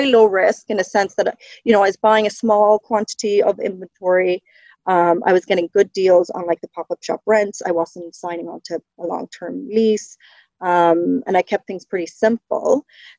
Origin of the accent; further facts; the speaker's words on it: County Cork, Ireland; moved away as an adult; now in Ontario, Canada; It's definitely faded a little bit, but I grew up in the south of Ireland in County Cork in a very small village, 700 people. So yeah, long way from home.